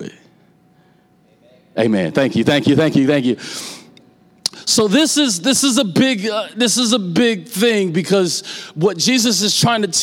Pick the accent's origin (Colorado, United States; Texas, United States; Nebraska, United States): Nebraska, United States; Omaha; I'm from North Omaha, Nebraska